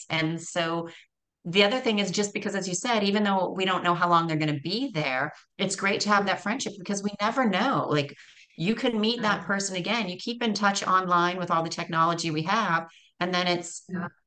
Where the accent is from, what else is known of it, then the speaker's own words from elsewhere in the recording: Canada; also born or lived in Costa Rica; So I'm from Canada, moved to Costa Rica.